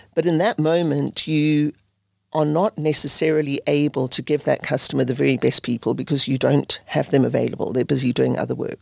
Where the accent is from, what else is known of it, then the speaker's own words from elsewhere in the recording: South Africa; moved away as an adult; also born or lived in United Kingdom / Netherlands; I grew up in South Africa